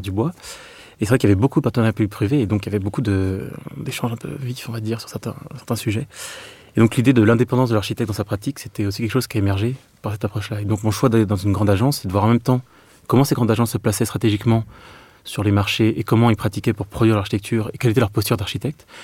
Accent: Meaux, Île-de-France, France; moved away; also born or lived in Clermont-Ferrand; je suis de Meaux, en Seine-et-Marne. Donc euh, pour ma part, c'est vrai que ma vie natale, en fait, c'est une ville où il y avait des grands ensembles

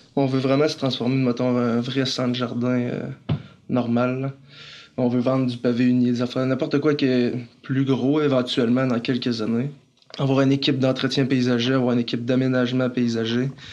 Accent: Saint-Eustache, Quebec, Canada; je suis né à Saint-Eustache, proche de Montréal

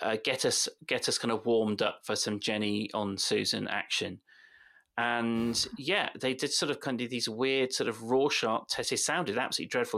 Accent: West Country, South West England, United Kingdom; accent: West Country; My West Country accent mm. does come on a bit

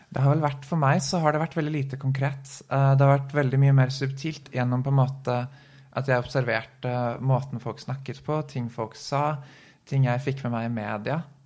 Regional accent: Oslo, Norway; jeg er født i Oslo

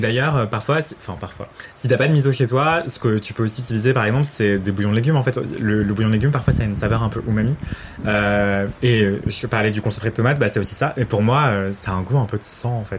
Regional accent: Martinique; je viens de Martinique

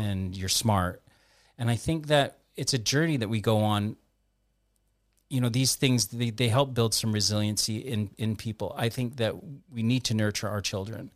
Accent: Canada; moved away as an adult; now in United Kingdom; I'm Canadian

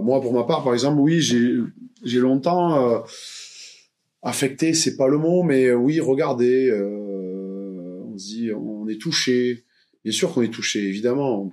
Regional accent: Montpellier, Occitania, France; je suis né ici à Montpellier, donc c'est ma ville natale

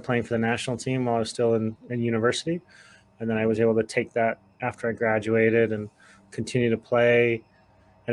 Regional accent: Salt Lake City, Utah, United States; I grew up in Salt Lake City, Utah

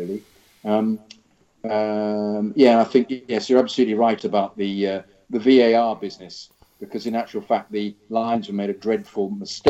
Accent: London, United Kingdom; now in Los Angeles, United States; I'm originally from London, but 4 years ago I moved to Los Angeles to launch a tech startup.

